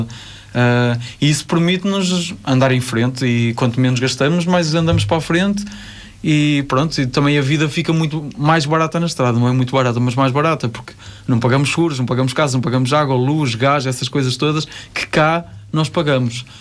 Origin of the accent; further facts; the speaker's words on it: Ovar, Aveiro District, Portugal; Ovar é a minha terra